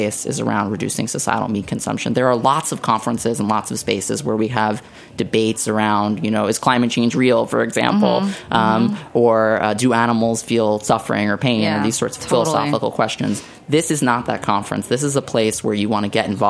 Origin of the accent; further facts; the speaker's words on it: New York City, New York, United States; moved away; growing up in Staten Island, my favorite foods were buffalo wings